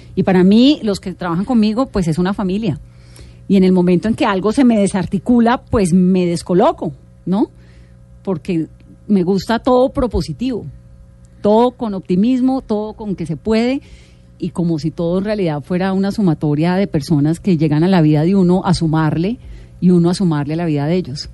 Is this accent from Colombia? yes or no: yes; Pacific region, Colombia; Soy del Pacífico.